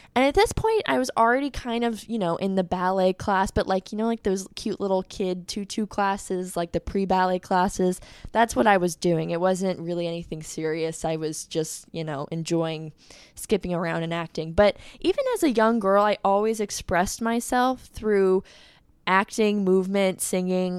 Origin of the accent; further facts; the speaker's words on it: Fort Walton Beach, Florida, United States; I am from Fort Walton Beach, Florida